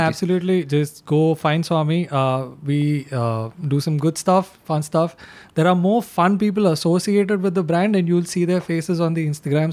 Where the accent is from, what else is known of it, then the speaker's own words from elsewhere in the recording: Gujarat, India; I come from Gujarat